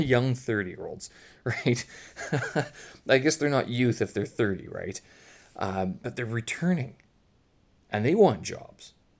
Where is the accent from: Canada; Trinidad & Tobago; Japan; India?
Canada; also born or lived in Ukraine (ancestry); now in Beijing, China; I'm Canadian passport holder, but Ukrainian lineage